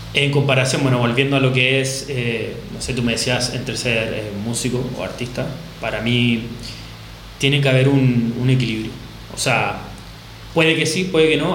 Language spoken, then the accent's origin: Spanish; Chile; moved away as an adult; now in Barcelona, Spain; soy baterista chileno, tengo unos dos meses aprox acá en Barcelona